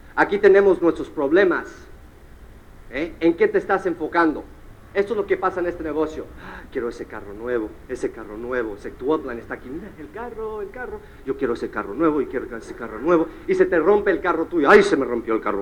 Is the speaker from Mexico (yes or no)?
no; United States; mi mamá es cubana, mi papá es mexicano y yo nací en los Estados Unidos